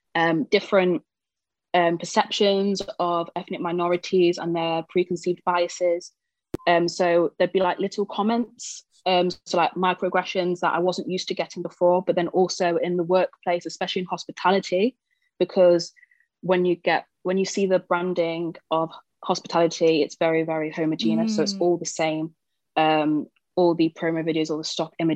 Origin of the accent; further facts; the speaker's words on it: Nottingham, East Midlands, United Kingdom; moved away as an adult; now in Leeds, United Kingdom; I'm currently living in Leeds at the moment, but I grew up in Nottingham and I came up to Leeds about 5 and a bit years ago for university.